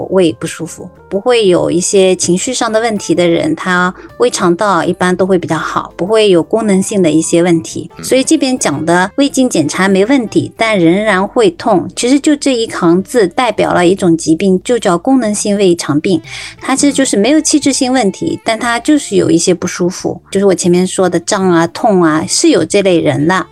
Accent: China; 我们中国人百分之五十到六十，就将近一半的人，他是是有幽门螺杆菌感染的

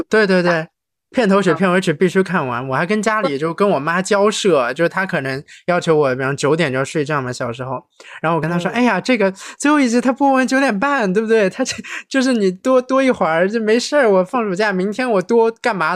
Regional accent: Shanghai, China; moved away; 这个土生土长上海人

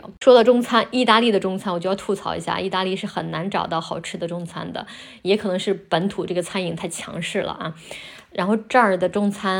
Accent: northern China, China; moved away as an adult; also born or lived in Shanghai; now in Rome, Italy; 我自己呢，就作为一个中国人

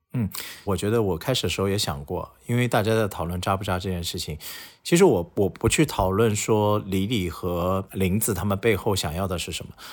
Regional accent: Shanghai, China; 作为一个土生土长的上海人

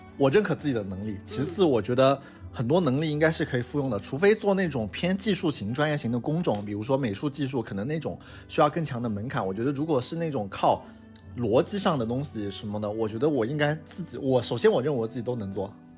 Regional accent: southern China, China; moved away; 虽然我是个南方人

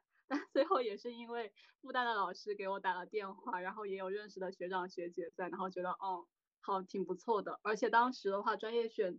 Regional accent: Guangdong, China; moved away as an adult; also born or lived in Shanghai; 我的话就是作为广东人，

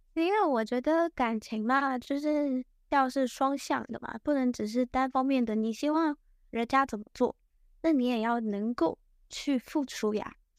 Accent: Taiwan; moved away as an adult; also born or lived in United Kingdom; now in Shanghai, China; 因为我的老家在台湾那边，然后就是本科毕业后我直接过去英国念了研究生

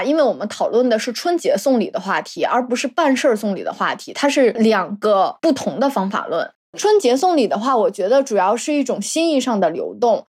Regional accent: Northeast China, China; accent: Northeastern Mandarin; 不嘎式，我是我们东北话，是不舍得。

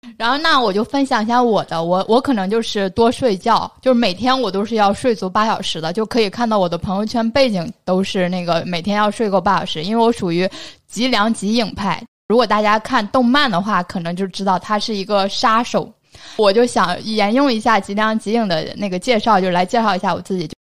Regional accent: northern China, China; 我们北方在那个冬天的话就流行吃两顿饭，我们夏天就是吃三顿饭，然后冬天就吃两顿饭

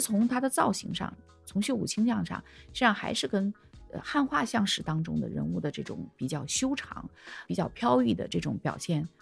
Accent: China; 我们中国人

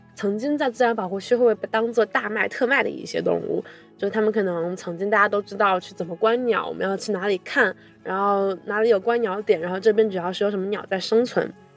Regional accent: China; 就是我们作为一个我土生土长土生土长 Chinese

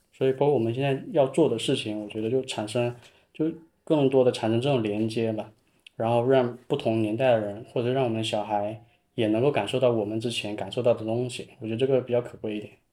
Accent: Zhouning, Fujian, China; moved away as an adult; also born or lived in Shenzhen; 因为土生土长这边我更想说留住

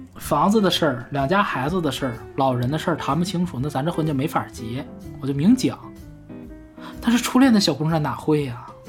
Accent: China; 我们中国人

